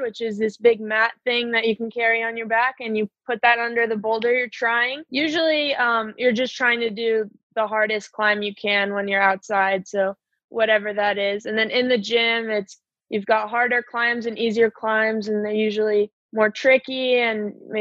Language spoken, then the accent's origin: English; Bay Area, California, United States; moved away as an adult; now in Salt Lake City, United States; I moved here from the Bay Area in June